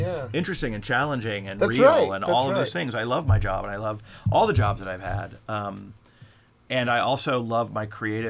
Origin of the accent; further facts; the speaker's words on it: Florida, United States; South Florida, Miami.